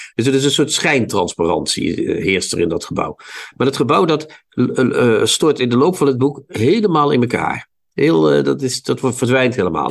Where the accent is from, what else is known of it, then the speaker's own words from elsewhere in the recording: Netherlands; Ik kom niet uit Holland. Ik kom uit Nederland.